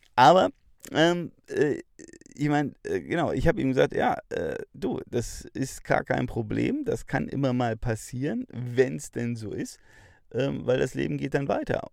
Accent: Bavaria, Germany; bei uns in Bayern

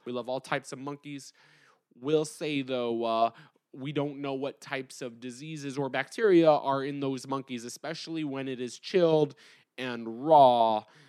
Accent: United States; us as Americans

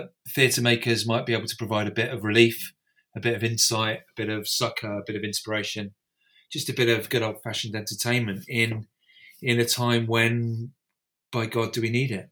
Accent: Northumberland, North East England, United Kingdom; also born or lived in United States; I grew up in Northumberland

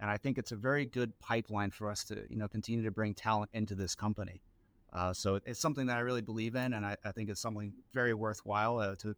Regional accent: Royal Palm Beach, Florida, United States; I was born and raised in South Florida. Spent most of my time in Royal Palm Beach, a small town west of West Palm Beach, if you know where that's at.

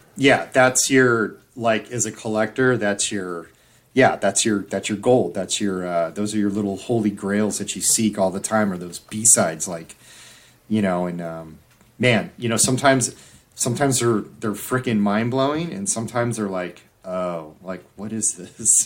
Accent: Orange County, Southern California, United States; in Southern California, growing up in Orange

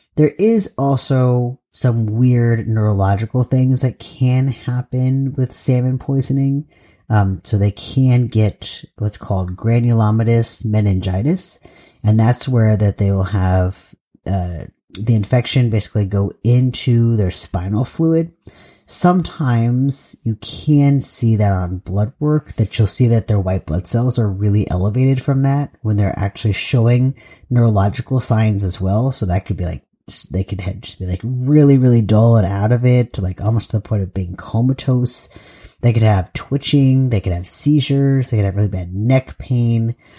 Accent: Southern California, United States; moved away as an adult; now in Pacific Northwest, United States; I am from Southern California, and I did live in Northern California for quite a long time, but I was mostly in Southern California for most of my life, and then I moved up to, to the Pacific Northwest

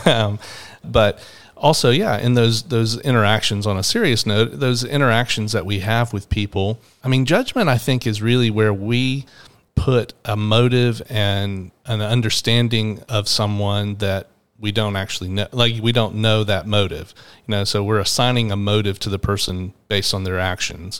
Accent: Atlanta, Georgia, United States; in my twenties and growing up in Atlanta

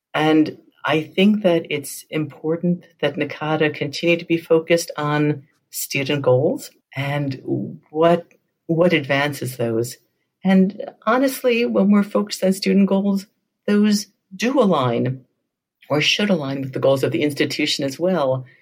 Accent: New York, United States; moved away; I'm originally from New York

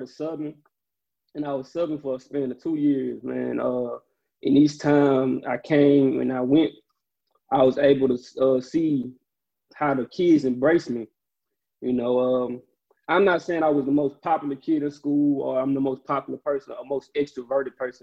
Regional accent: Jackson, United States; I'm from Jackson

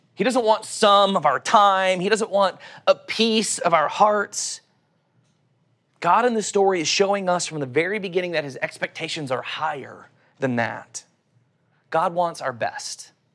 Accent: Oklahoma, United States; accent: Oklahoma; my Oklahoma accent

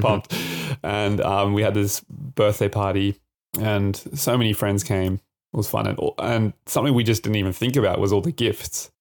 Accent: Adelaide, South Australia, Australia; also born or lived in Japan; now in Brisbane, Australia; I'm originally from Adelaide

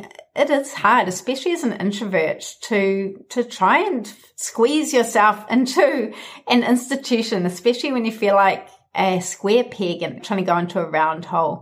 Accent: New Zealand; my home country, New Zealand

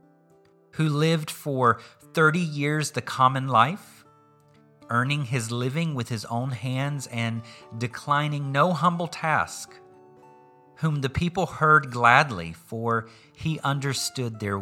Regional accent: southeastern U.S., Southeastern United States, United States; accent: Southern; I grew up in a place and culture in the southeastern U.S. where family was important.

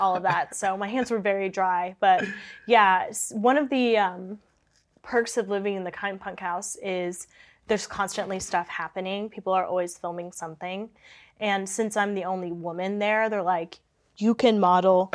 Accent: Kansas City, United States; moved away; I'm from Kansas City, so it's, like, three hours away from Kansas City

